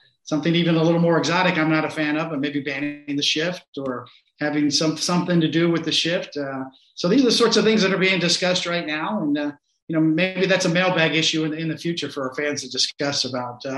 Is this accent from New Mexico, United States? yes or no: no; Kansas City, Missouri, United States; Kansas City, Missouri, where I was born